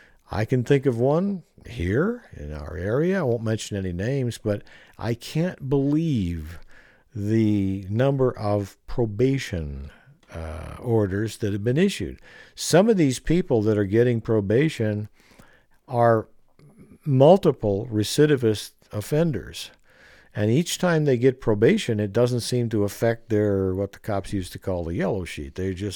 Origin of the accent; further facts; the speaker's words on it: Arizona, United States; I was brought up in Arizona, so the code of the West was nothing new to me.